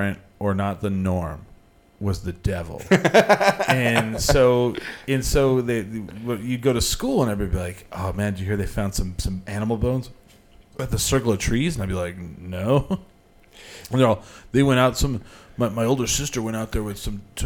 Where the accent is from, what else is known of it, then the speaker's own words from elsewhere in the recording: Clovis, New Mexico, United States; we didn't have anything like that in Clovis